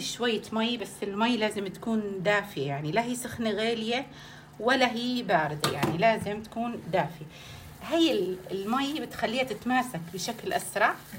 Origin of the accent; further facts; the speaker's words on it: Aleppo, Aleppo Governorate, Syria; نحن عندنا بحلب